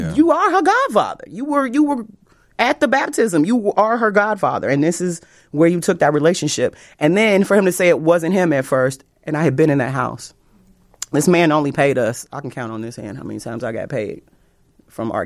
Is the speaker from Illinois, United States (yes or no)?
yes; Chicago, Illinois, United States; I'm from Chicago